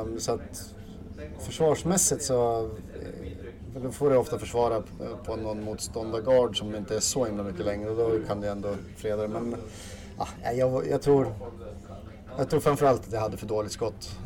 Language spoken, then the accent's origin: Swedish; Östersund, Jämtland, Sweden; also born or lived in Åre; född och uppvuxen här i Östersund